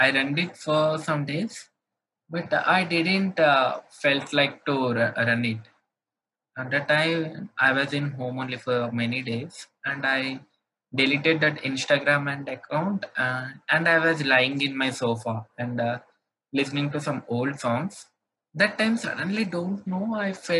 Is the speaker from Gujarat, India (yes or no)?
no; Hyderabad, Telangana, India; In India, I'm from Hyderabad.